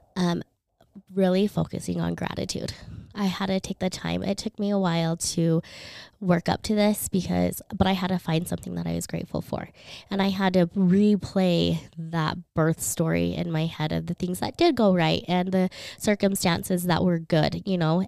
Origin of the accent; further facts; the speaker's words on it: Philippines; moved away; I was born in the Philippines.